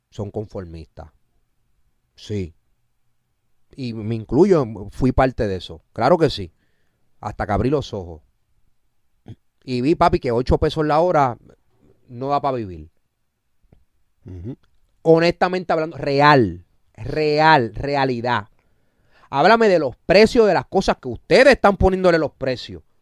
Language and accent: Spanish; Kentucky, United States; born there; also born or lived in Chile / New York / Miami / Texas; Yo viví en Chile, tres meses. Yo viví en Estados Unidos, en Nueva York, en Miami, en Texas. Nací en Kentucky. He vivido en República Dominicana.